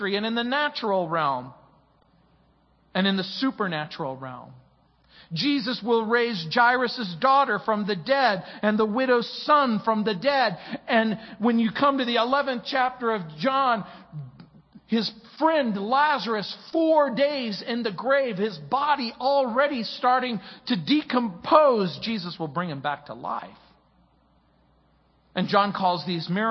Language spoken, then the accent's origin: English; Mojave Desert, California, United States; also born or lived in New Orleans, Louisiana; When I was a young man growing up in the Mojave Desert